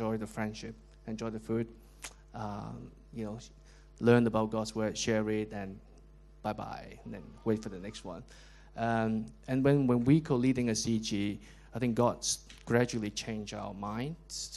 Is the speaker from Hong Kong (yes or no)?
yes; Hong Kong; moved away as an adult; also born or lived in London; So I was from Hong Kong, but then we met in London. We worked in London for quite a long time